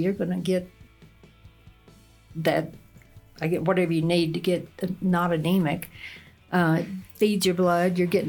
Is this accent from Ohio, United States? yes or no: no; Texas, United States; now in Ruidoso, United States; East Texas.